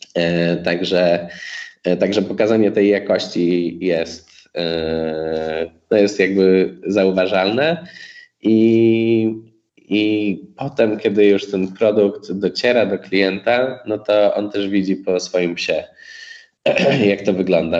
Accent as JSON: {"language": "Polish", "country": "Poland", "said": "jesteśmy z Polski"}